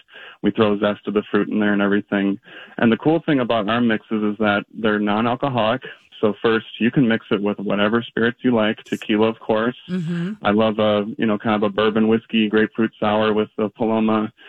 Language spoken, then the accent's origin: English; Minnesota, United States; being a Minnesotan